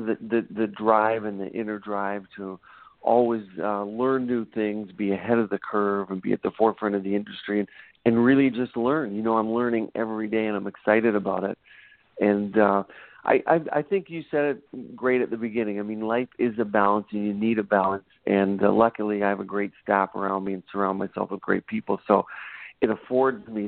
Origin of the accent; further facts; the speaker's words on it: Cape Breton Island, Nova Scotia, Canada; moved away as an adult; also born or lived in Ontario; now in Portland, United States; I was born and raised in Cape Breton Island, Nova Scotia in Canada, and grew up there.